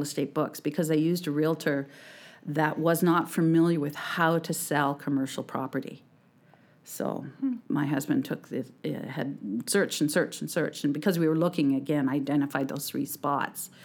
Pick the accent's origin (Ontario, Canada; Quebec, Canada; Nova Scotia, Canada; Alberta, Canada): Alberta, Canada; moved away as an adult; also born or lived in Clearwater, British Columbia; now in British Columbia, Canada; I'm from Alberta originally